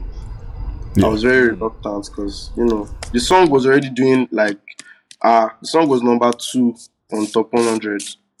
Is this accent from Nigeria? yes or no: yes; Lagos, Nigeria; I was giving birth in Lagos. I lived my whole life in Lagos